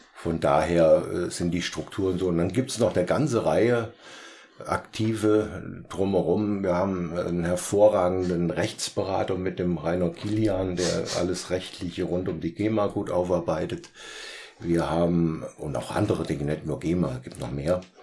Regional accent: Petersberg, Hesse, Germany; moved away as an adult; also born or lived in Hainzell/Harmerz (Fulda); Ich bin ja äh, kein gebürtiger Harmotzer, sondern ein Beuteharmotzer. Ich komme eigentlich vom Hohen Petersberg

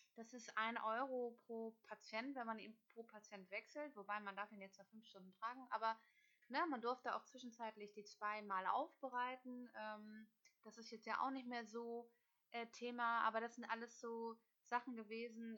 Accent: Hamburg, Germany; also born or lived in Kiel; Ich bin Hamburgerin, gebürtige

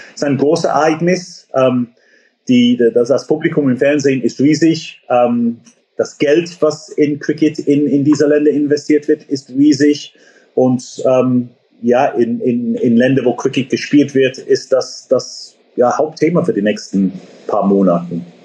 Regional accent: England, United Kingdom; German is a second language; now in Germany; ich bin gebürtiger Engländer

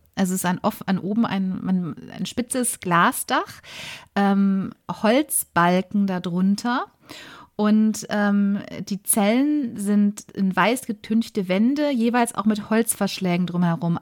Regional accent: Bochum, North Rhine-Westphalia, Germany; moved away as an adult; also born or lived in Essen / Bayreuth; now in Munich, Germany; Ich komme ursprünglich aus Bochum, bin dort geboren und aufgewachsen

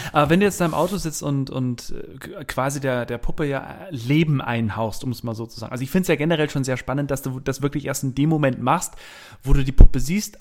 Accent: Bavaria, Germany; accent: Bavarian; also born or lived in Hamburg / Munich; ich bin ja hier in Bayern groß geworden

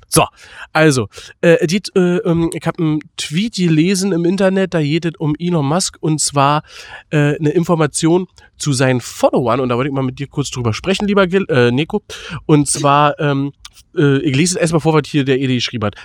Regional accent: Berlin, Germany; für uns als Berliner

